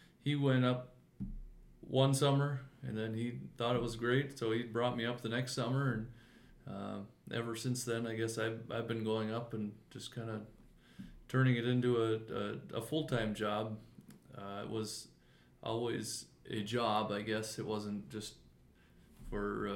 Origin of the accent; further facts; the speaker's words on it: Fergus Falls, Minnesota, United States; my wife and I, we're born and raised here in Fergus Falls. We've grew up here and lived here our whole lives